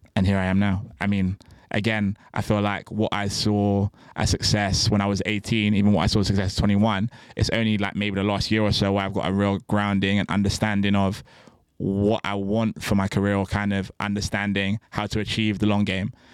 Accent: Bristol, South West England, United Kingdom; moved away; I'm from Bristol originally

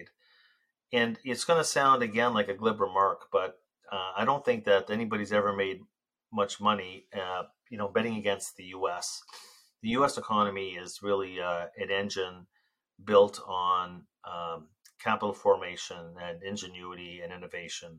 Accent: Canada; I'm Canadian, very, very proud Canadian

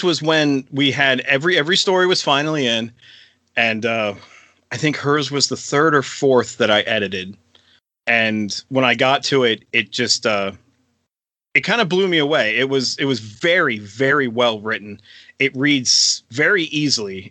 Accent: York, Pennsylvania, United States; a church in good old York, Pennsylvania, my hometown

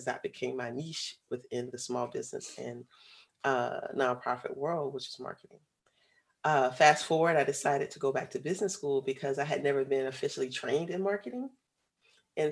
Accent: Florida, United States; moved away as an adult; also born or lived in Atlanta, Georgia; I'm originally from Florida.

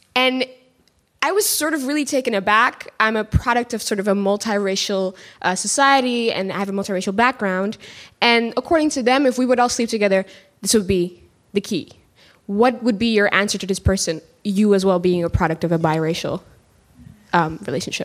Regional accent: Suriname; now in Netherlands; I go back to my home country of Suriname

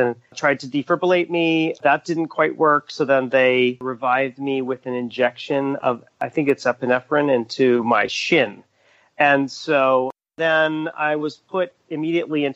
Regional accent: Dallas, Texas, United States; I was born in Dallas. And I mean, I have the distinction of being the first native Texan

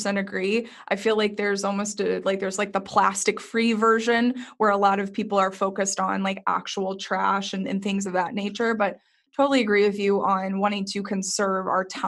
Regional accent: Texas, United States; I grew up in Texas

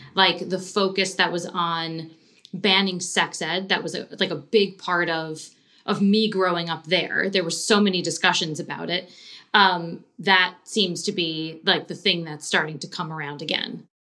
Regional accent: Long Island, New York, United States; I grew up on Long Island

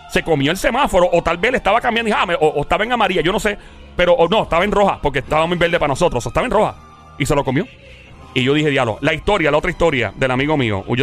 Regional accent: Ciales, Puerto Rico; now in Bayamón, Puerto Rico; soy de Ciales, pero actualmente estoy en Bayamón.

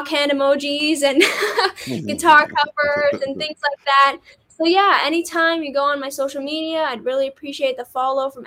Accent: Canada; as Canadian

